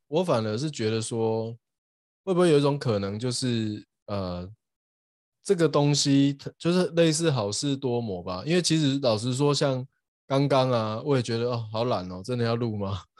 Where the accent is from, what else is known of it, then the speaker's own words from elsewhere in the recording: Douliu, Yunlin County, Taiwan; moved away as an adult; also born or lived in Hsinchu, Taiwan / United States; 我斗六长大了，然后在交大念书这样，然后后来有去美国，呃，念博士